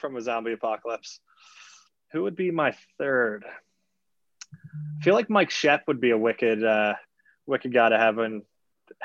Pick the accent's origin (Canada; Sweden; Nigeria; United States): Canada; but I rate him quite a bit with Seattle as a Canadian.